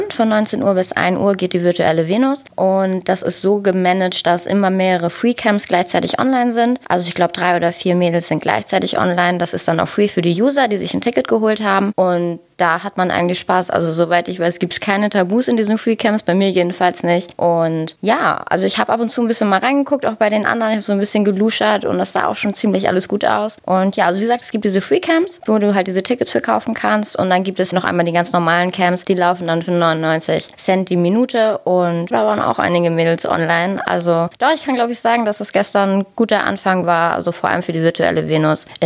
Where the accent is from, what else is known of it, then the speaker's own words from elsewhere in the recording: Germany; ich komme aus Nähe Hamburg